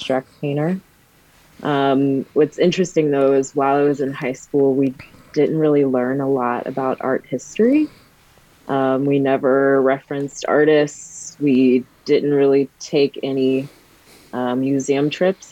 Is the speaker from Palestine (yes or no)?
no; Country Club Hills, Illinois, United States; I was born and raised in Country Club Hills, Illinois, which is a south suburb